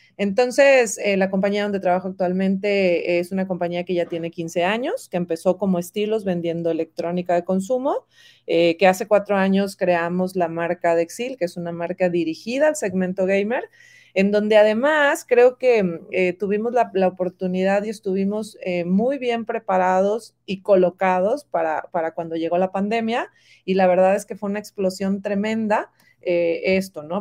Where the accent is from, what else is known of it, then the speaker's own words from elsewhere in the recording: Monterrey, Nuevo León, Mexico; moved away as an adult; now in Guadalajara, Mexico; yo soy regia, yo soy de Monterrey y me trae Atlética a Guadalajara, ya tengo 13 años en esta hermosa ciudad